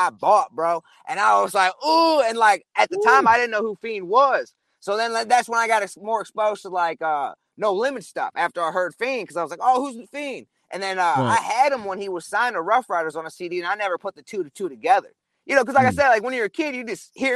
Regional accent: St. Louis, Missouri, United States; we're from St. Louis

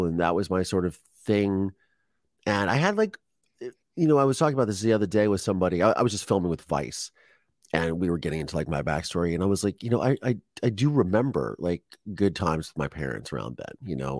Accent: Dahlgren, Virginia, United States; also born or lived in Philadelphia / Pensacola; And then we moved to Dahlgren, Virginia when I was like 1 year old. And I lived on a naval base where I grew up for the next 4 years in Dahlgren, Virginia.

